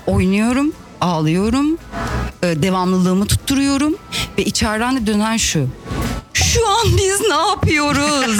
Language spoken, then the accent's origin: Turkish; Elmalı, Antalya, Turkey; Elmalı'da, e, doğup büyüdüm ve orada okudum